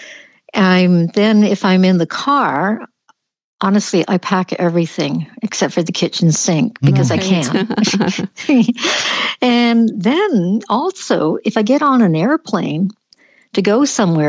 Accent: Canada; being typical Canadian

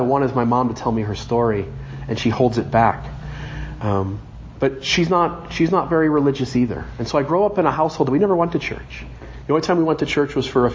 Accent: Sandusky, Ohio, United States; I grew up in Ohio, born in Sandusky, Ohio

